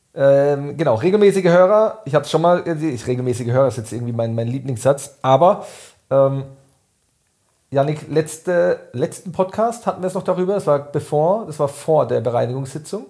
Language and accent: German; Weingarten, Baden-Württemberg, Germany; in meiner Heimatgemeinde in Weingarten